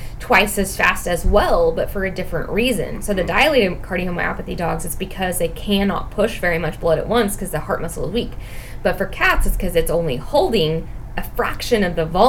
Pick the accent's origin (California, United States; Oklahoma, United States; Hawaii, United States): Oklahoma, United States; we're from Oklahoma